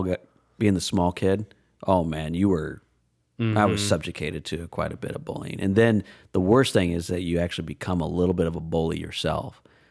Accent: Des Moines, Iowa, United States; Ironically, growing up in Des Moines area.

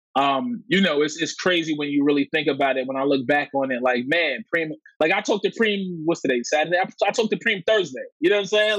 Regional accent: New York City, New York, United States; I'm from Coney Island, you know, super specifically. And growing up in Coney Island, you know, in the in the '90s

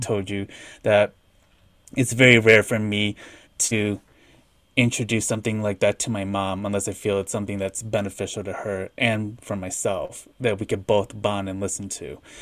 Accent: Midwest, United States; I'm from the Midwest

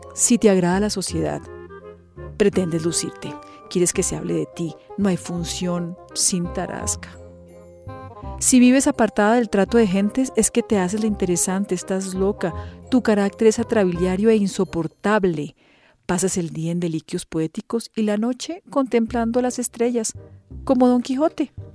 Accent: Colombia; soy periodista colombiana

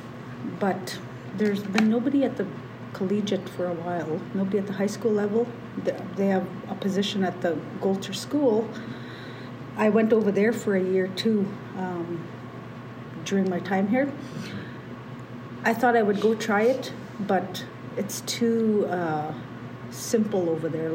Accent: Canada; I'm from Chinupuakba, born and raised there

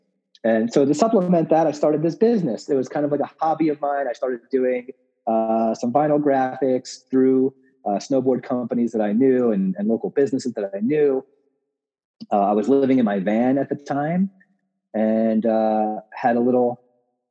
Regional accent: Long Island, New York, United States; moved away as an adult; also born or lived in Brooklyn, New York; now in Denver, United States; I grew up in New York on Long Island

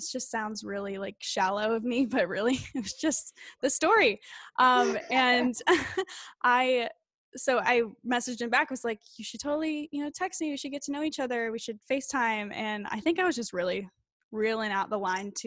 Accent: Illinois, United States; moved away; I was from Illinois. I was living in Illinois

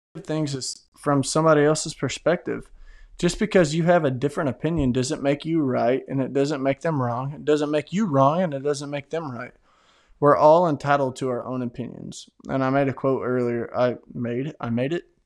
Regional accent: Tennessee, United States; I'm from Tennessee

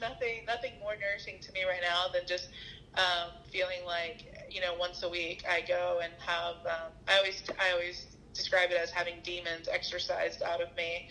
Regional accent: the South, United States; moved away; I'm from the South

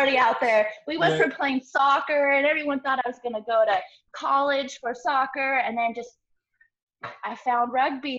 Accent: Portland, Oregon, United States; moved away as an adult; now in Florida, United States; I was born and raised in Portland, Oregon

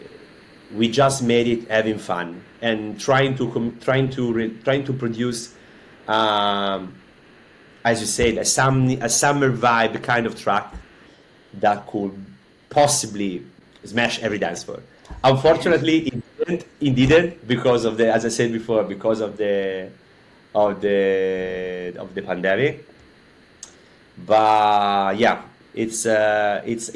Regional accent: Florence, Tuscany, Italy; moved away as an adult; now in Barcelona, Spain; I'm coming from Florence in Italy. I left Florence a few years ago

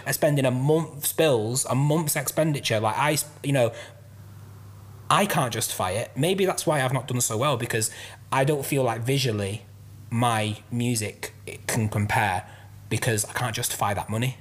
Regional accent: Manchester, North West England, United Kingdom; also born or lived in London; now in Bury, United Kingdom; I grew up in South Manchester

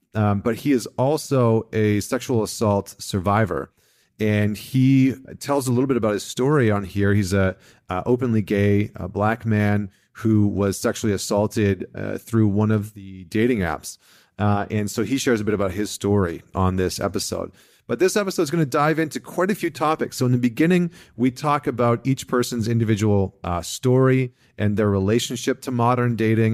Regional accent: Vancouver, British Columbia, Canada; a local Vancouver company from, from my, from my hometown

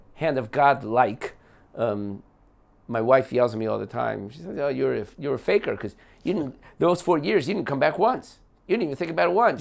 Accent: West Orange, New Jersey, United States; moved away as an adult; now in Beit Shemesh, Israel; I grew up in West Orange, New Jersey.

